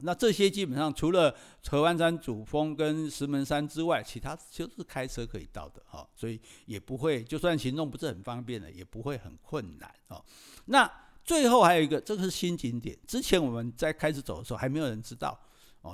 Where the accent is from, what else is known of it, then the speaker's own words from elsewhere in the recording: Taiwan; 作为一个台湾人呢